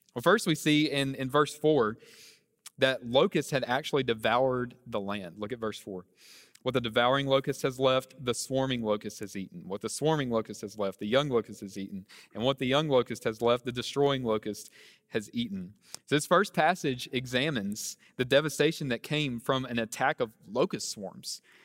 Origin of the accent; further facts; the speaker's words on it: near Charlotte, North Carolina, United States; moved away as an adult; now in New Orleans, United States; I'm originally from North Carolina, uh, near Charlotte's where I grew up.